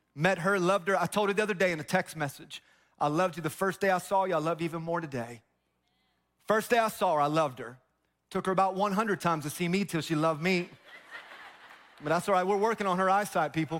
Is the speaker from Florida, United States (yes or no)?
yes; Tampa, Florida, United States; I grew up in Tampa